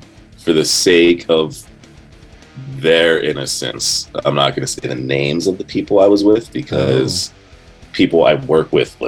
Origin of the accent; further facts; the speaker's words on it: New Castle, United States; my hometown, you know, Newcastle.